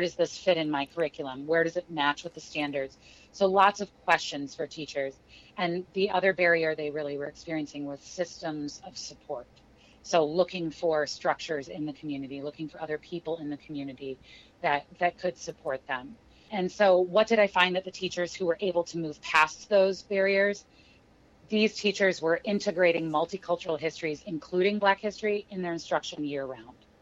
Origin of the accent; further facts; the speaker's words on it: St. Louis, Missouri, United States; moved away as an adult; also born or lived in Kansas City, Missouri / Chicago; I grew up in St. Louis, Missouri